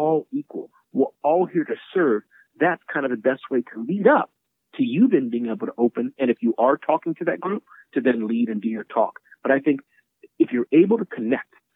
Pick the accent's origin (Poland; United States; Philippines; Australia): United States; Midwest; I was growing up as a little boy in the Midwest. And when I was growing up in the Midwest